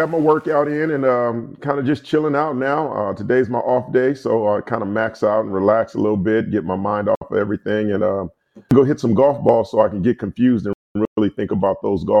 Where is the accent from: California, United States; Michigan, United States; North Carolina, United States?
California, United States; Compton; because I pastor a church in Compton. So they were like, you're a pastor in Compton. I grew up in Compton.